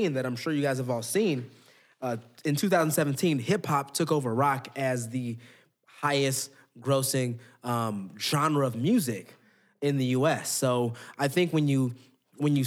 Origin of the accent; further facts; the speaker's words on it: Oakland, California, United States; I'm from Oakland